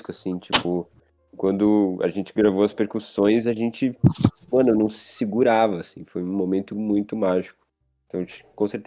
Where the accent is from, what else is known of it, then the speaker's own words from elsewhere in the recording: Pinheiros, São Paulo, Brazil; eu moro perto dele. Porque eu sou de Pinheiros